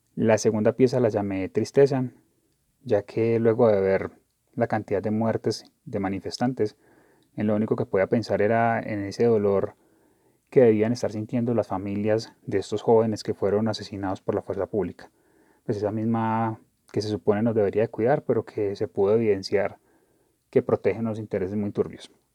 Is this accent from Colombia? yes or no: yes; Colombia; como colombianos